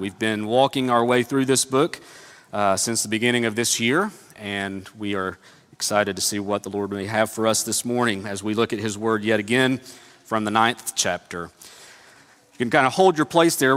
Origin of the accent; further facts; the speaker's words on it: Northeast Tennessee, United States; Growing up in Northeast Tennessee